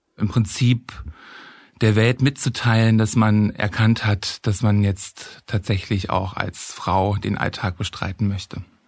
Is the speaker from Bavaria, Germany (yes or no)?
no; Halle, Saxony-Anhalt, Germany; moved away as an adult; now in Berlin, Germany; ich bin in Halle geboren und aufgewachsen